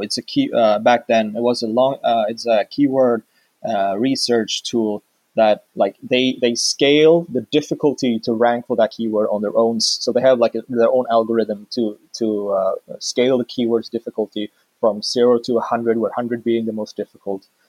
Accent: Sweden; I'm from Sweden

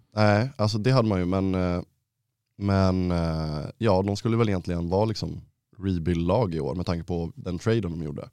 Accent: Ludvika, Dalarna County, Sweden; moved away; hemma i Ludvika

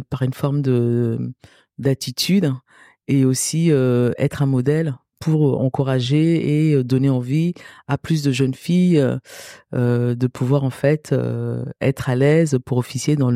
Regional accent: Cameroon; born there; je suis née au Cameroun

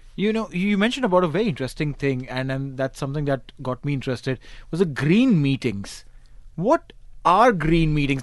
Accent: Mumbai, Maharashtra, India; I'm from Bombay

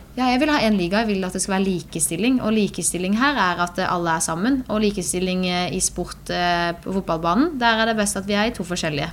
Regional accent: Birkeland, Agder, Norway; på Birkeland, der vi kommer fra

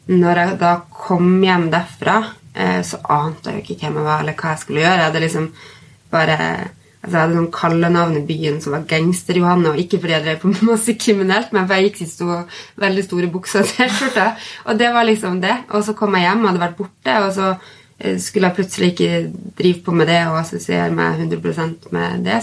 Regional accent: Bodø, Nordland, Norway; moved away as an adult; så fikk jeg tilbud om å bli redaktør for et magasin hjemme i Bodø

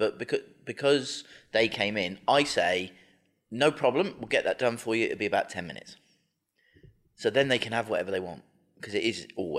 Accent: London, United Kingdom; I'm from South London as well. I used to go out in a Croydon a lot partying.

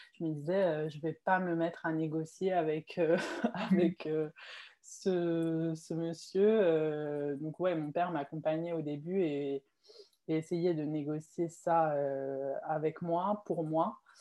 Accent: Mulhouse, Grand Est, France; moved away as an adult; now in Morocco; Moi, je suis née au, au Maroc. J'ai habité ici jusqu'à mes 6 ans. Mhm. Puis ensuite, j'ai déménagé en, en, France avec ma famille et j'ai grandi à Mulhouse en Alsace.

